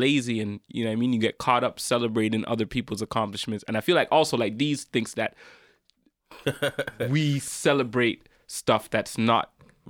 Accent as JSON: {"language": "English", "country": "Jamaica", "said": "me being Jamaican"}